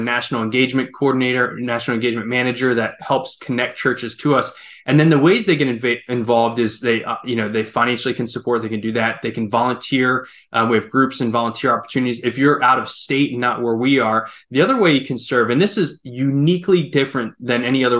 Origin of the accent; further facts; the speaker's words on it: Ukraine; I grew up as a missionary kid. I grew up in Ukraine.